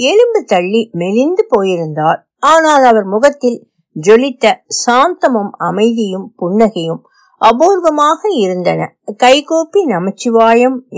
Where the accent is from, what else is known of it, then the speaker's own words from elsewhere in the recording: Jaffna, Northern Province, Sri Lanka; moved away; என் பிறந்த ஊரில் மீதி வாழ்நாளை கழிக்க வேண்டும் என்ற விருப்பம் எனக்கு போர் முடிந்ததும் யாழ்ப்பாணத்துக்கு போய் நான் பிறந்து வளர்ந்த வீட்டை திருத்தி எடுத்து தங்கினேன்